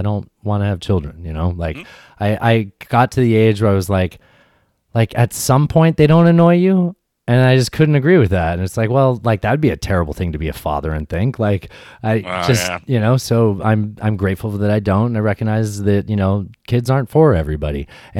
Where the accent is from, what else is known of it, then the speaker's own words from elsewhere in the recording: San Diego, California, United States; I grew up in San Diego.